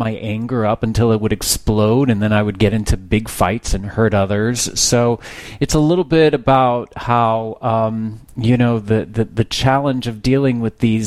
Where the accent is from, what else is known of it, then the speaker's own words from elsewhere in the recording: Texas, United States; I'm originally from Texas